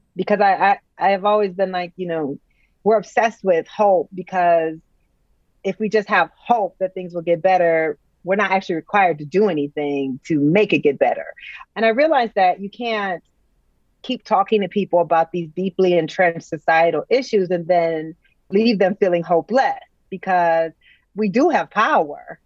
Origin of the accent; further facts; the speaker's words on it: United States; as an American